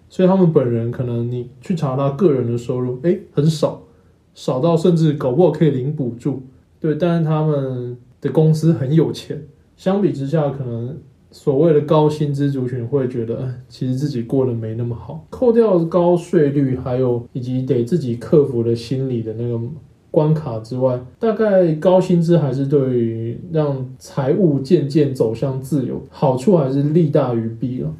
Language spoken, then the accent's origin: Chinese; Taiwan; now in Taipei, Taiwan; 我们乡下地区